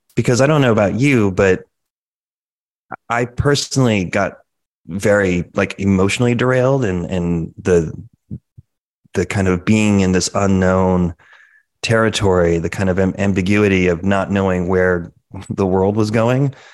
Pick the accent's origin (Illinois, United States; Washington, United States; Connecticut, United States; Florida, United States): Connecticut, United States; both originally from Connecticut. We grew up there